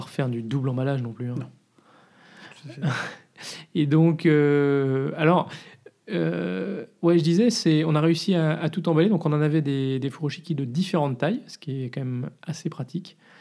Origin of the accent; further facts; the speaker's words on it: France; moved away as an adult; now in Brussels, Belgium; on est français